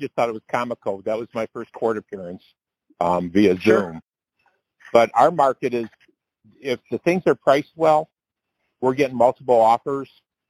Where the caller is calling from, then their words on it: Detroit, Michigan, United States; I'm calling from Detroit, Michigan area.